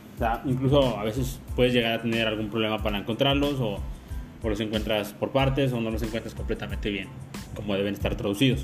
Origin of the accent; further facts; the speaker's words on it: Mexico; como, como mexicano